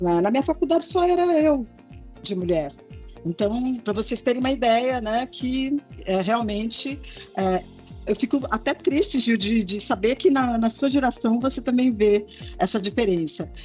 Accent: Santos, São Paulo, Brazil; moved away as an adult; eu sou da cidade de Santos

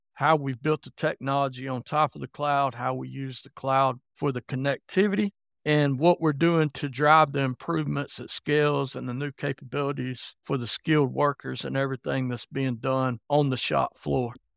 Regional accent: Alabama, United States; now in Kentucky, United States; I live in Kentucky, but I was born and raised in Alabama, if you're wondering about my accent a little bit.

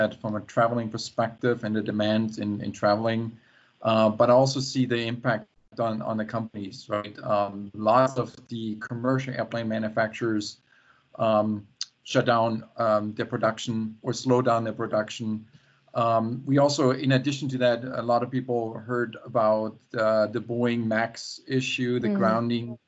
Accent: near Stuttgart, Baden-Württemberg, Germany; now in Seattle, United States; I'm right now in Germany, in my hometown that I grew up with, and close to the Black Forest, close to Stuttgart

